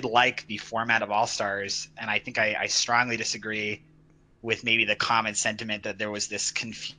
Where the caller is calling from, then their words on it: Salt Lake City, Utah, United States; Hi. I am from Salt Lake City, Utah.